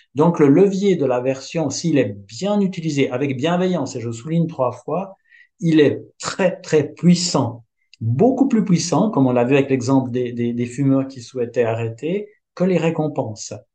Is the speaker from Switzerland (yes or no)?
yes; Switzerland; je suis suisse